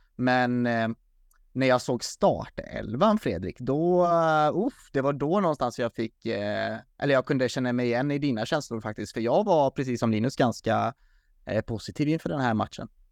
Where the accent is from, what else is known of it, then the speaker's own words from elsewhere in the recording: Sweden; som svensk